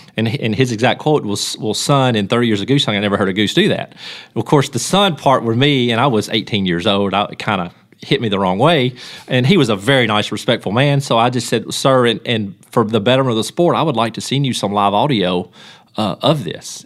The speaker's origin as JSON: {"language": "English", "town": "Union City", "region": "Tennessee", "country": "United States", "tie": "born or raised there", "said": "I'm from Union City and, and I, and lived here my whole life"}